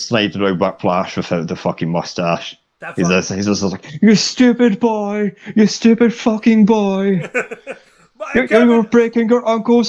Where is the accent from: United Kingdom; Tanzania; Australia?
United Kingdom; Scotland; One of the few upsides about being Scottish